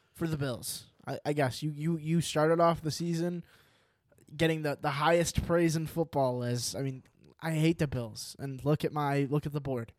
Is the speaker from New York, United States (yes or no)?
yes; New York, United States; I'm from New York